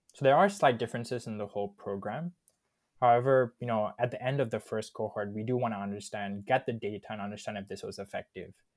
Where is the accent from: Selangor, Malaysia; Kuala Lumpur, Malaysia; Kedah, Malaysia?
Selangor, Malaysia; Subang Jaya; also born or lived in Kajang, Malaysia / Warwick, United Kingdom; I was born in Subang, actually, but right now living in Kajang.